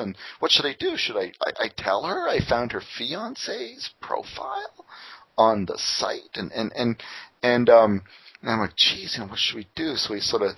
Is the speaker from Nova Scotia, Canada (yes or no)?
no; Windsor, Ontario, Canada; now in Toronto, Canada; my hometown Windsor, they're famous for their corn